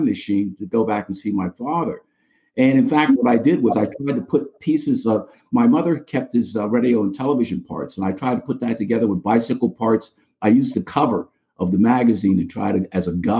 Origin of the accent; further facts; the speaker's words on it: New York City, New York, United States; moved away as an adult; now in Coventry, Connecticut, United States; I grew up in the Bronx, New York.